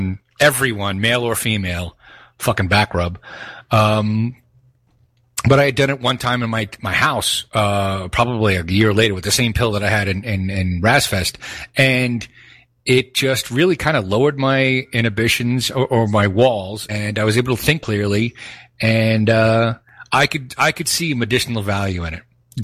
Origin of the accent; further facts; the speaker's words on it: Northeast, United States; We're from the Northeast. We don't take shit.